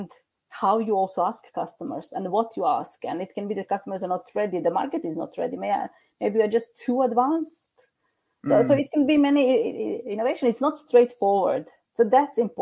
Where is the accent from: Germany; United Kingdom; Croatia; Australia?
Croatia; now in Norway; I'm originally from Croatia